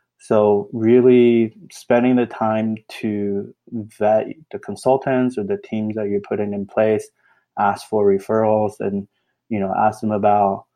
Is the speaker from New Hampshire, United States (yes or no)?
no; Austin, Texas, United States; I grew up in Austin